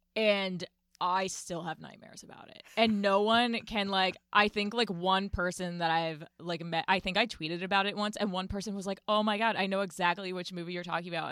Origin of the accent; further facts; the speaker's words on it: Winston-Salem, North Carolina, United States; also born or lived in Chicago; now in New York, United States; originally from Chicago, I grew up in Winston-Salem, North Carolina